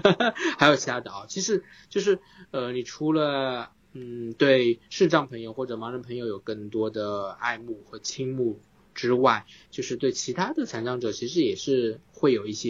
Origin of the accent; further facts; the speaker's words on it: Suzhou, Jiangsu, China; 因为苏州有一个意式辅具，呃，他们也正好在我家乡居然有个辅具店在做白手杖